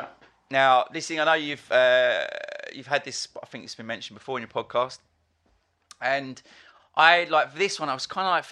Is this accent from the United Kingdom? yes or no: yes; Essex, East of England, United Kingdom; a boy growing up in Essex